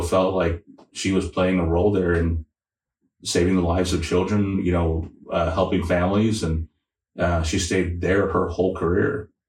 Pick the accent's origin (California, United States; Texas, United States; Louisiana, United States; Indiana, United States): Texas, United States; San Antonio; moved away as an adult; now in Oklahoma, United States; I'm a transplant from San Antonio, so I bring some of those experiences and backgrounds to Oklahoma, but Oklahoma is my home now.